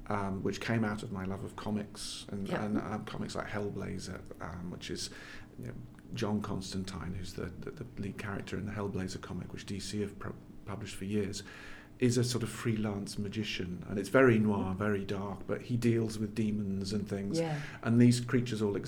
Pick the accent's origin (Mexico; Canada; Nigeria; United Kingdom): United Kingdom; England; I grew up in England, but I had Scottish ancestry